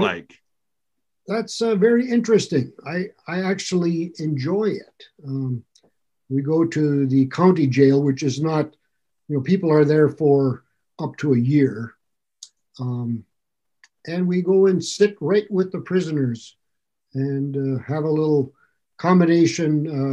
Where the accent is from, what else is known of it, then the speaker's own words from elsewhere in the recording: Ironwood, Michigan, United States; moved away as an adult; also born or lived in Chicago, Illinois / Lake Worth, Florida; now in New Hampshire, United States; I grew up in Ironwood, Michigan. I was actually born in Chicago, but I was a month old when they moved back to Ironwood